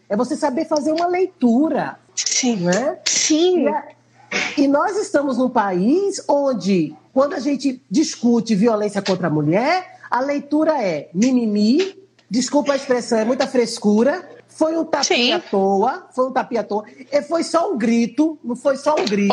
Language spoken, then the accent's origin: Portuguese; Recife, Pernambuco, Brazil; nós que somos aqui do Nordeste